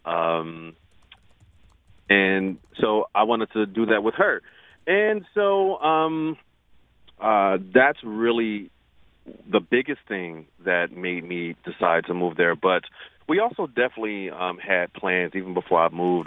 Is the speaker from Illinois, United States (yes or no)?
yes; Chicago, Illinois, United States; also born or lived in St. Thomas, US Virgin Islands; now in St. Louis, United States; I'm not from St. Louis. I'm from Chicago.